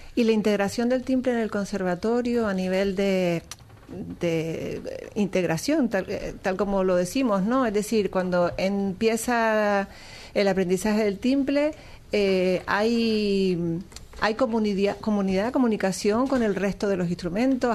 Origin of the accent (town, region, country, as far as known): Canary Islands, Spain